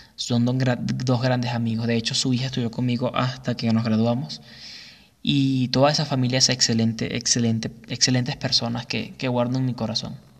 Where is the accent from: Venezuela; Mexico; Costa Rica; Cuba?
Venezuela; Güiria, Sucre; moved away; en la ciudad de Guiria, estado Sucre, de donde yo soy